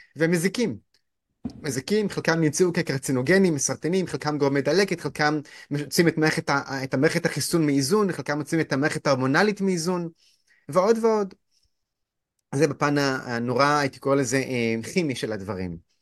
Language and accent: Hebrew; Haifa, Haifa District, Israel; אני גדלתי בחינוך לא דתי, בית ספר ריאלי בית ספר ריאלי בחיפה